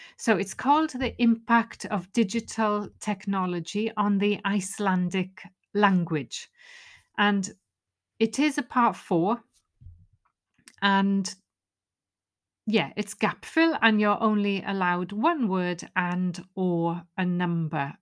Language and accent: English; Wales, United Kingdom; first language Welsh; English is a second language; my first language, which is Welsh